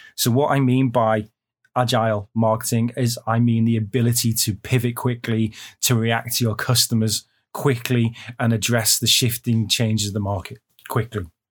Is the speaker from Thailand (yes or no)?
no; United Kingdom; now in China; I'm a Brit